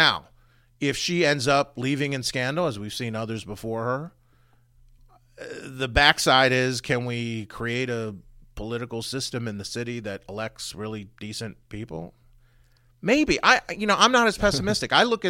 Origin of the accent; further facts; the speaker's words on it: Frederick, Maryland, United States; I grew up in Frederick